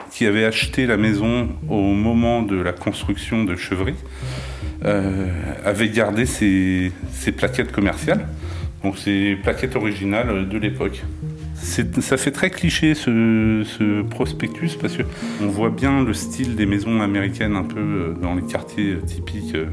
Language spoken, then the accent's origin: French; Nanterre, Île-de-France, France; born there; Moi, je suis né à Nanterre.